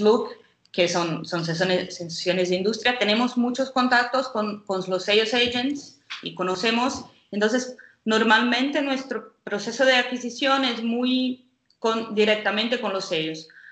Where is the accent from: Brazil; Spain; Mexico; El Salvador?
Brazil; Spanish is a second language; now in Portugal; yo soy brasileña.